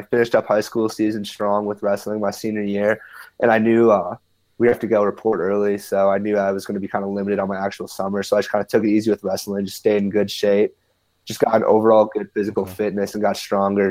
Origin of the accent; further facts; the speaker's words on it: Minnesota, United States; I grew up in Minnesota